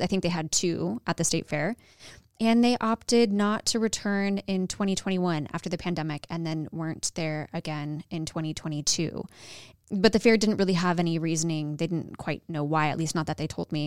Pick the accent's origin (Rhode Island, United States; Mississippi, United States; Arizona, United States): Arizona, United States; now in Dallas, United States; I am from Arizona